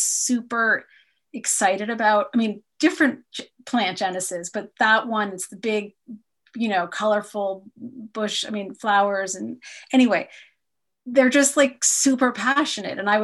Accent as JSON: {"language": "English", "country": "United States", "said": "I'm an American"}